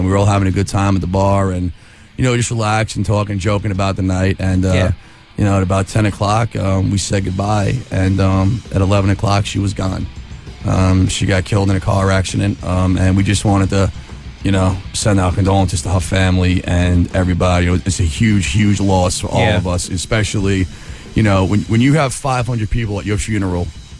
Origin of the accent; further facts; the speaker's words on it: Long Island, New York, United States; Long Island, New York.